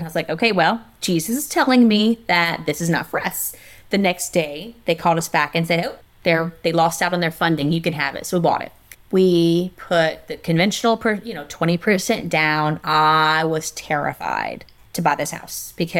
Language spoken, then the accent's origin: English; South Louisiana, United States; I'm from South Louisiana